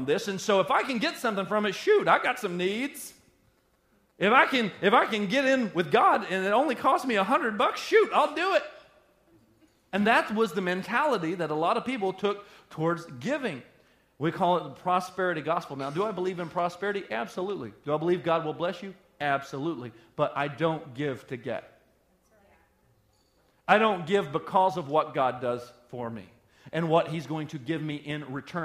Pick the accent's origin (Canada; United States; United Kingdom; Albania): United States; Sheboygan County, Wisconsin; We're all from Sheboygan County